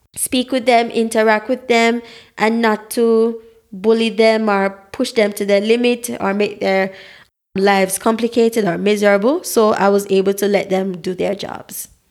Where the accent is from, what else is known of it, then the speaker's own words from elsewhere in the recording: Saint Mary, Jamaica; also born or lived in Saint Ann, Jamaica; I am a Black, authentic Jamaican, born in the parish of Saint Anne